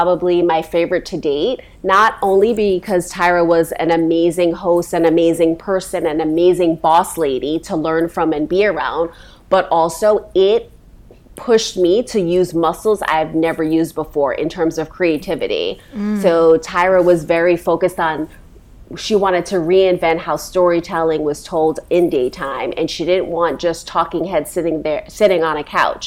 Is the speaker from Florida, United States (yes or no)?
no; New York City, New York, United States; We were born and raised in Brooklyn